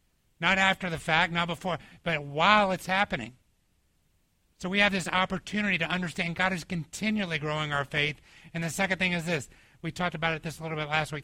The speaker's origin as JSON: {"language": "English", "town": "Atlanta", "region": "Georgia", "country": "United States", "tie": "born or raised there", "moved": "yes", "said": "when I was growing up in Atlanta"}